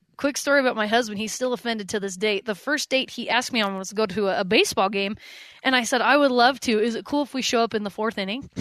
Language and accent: English; Utah, United States; I grew up in Utah